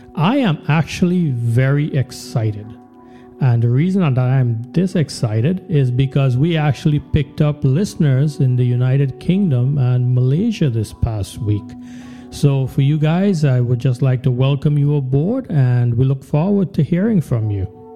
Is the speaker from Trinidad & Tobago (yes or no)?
yes; Trinidad & Tobago; when we were growing up in Trinidad